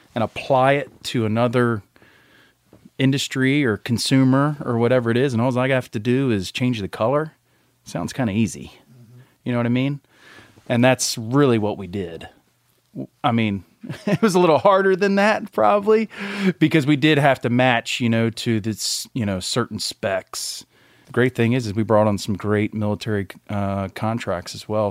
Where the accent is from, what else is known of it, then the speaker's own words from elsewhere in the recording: Maryland, United States; also born or lived in Montgomery, Alabama; was born in Montgomery, Alabama. and we kinda worked our way up the East Coast, spent most of my life in, in Maryland, where my mom and dad were